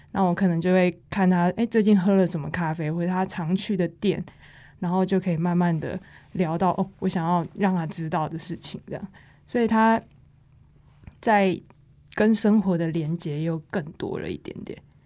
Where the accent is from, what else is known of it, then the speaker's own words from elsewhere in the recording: Taiwan; 身为台湾人